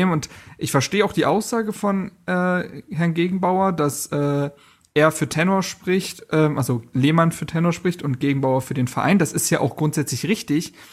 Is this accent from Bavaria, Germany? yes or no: no; Berlin, Germany; ich habe mich als Berliner auch sehr verstanden gefühlt.